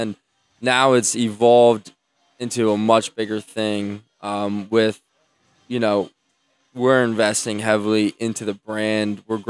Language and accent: English; Belmont Hills, Pennsylvania, United States; I'm from Belmont Hills.